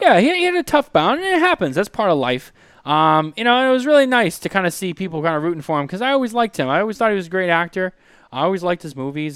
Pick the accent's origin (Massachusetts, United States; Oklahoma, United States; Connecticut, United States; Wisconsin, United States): Massachusetts, United States; Boston; I remember growing up in Boston